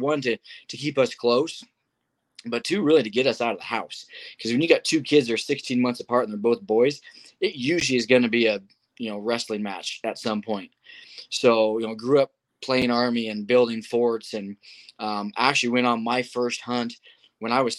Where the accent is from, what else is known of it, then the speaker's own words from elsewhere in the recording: Kansas, United States; moved away as an adult; now in Colorado, United States; growing up in Kansas